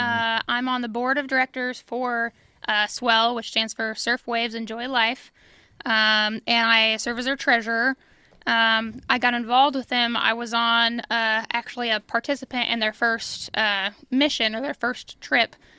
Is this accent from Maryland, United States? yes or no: no; Illinois, United States; moved away as an adult; now in Kansas City area, United States; I'm from Illinois